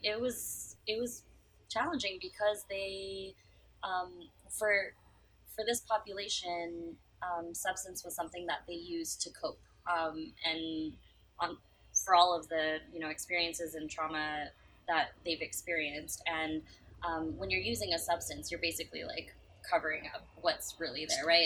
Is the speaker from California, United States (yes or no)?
yes; San Francisco, California, United States; I'm from San Francisco